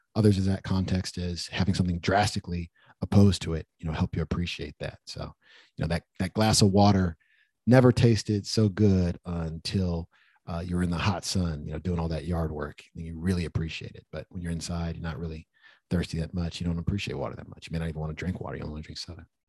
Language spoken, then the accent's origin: English; United States; me even being born in America. When I think about how lucky I am as an American